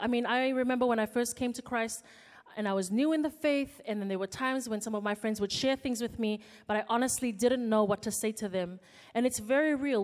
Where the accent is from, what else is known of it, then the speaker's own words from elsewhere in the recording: Fiji; moved away as an adult; now in Auckland, New Zealand; I came from Fiji, came as an international student to study law at the University of Auckland